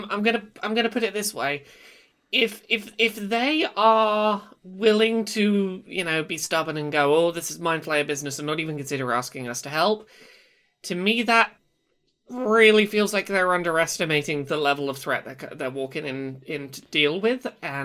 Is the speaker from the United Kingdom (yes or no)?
yes; United Kingdom; I'm British. I know our voices are weird and terrible.